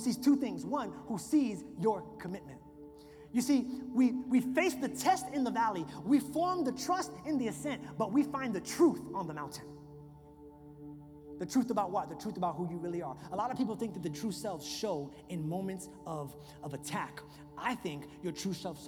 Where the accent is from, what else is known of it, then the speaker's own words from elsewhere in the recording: New York, United States; moved away; I grew up in New York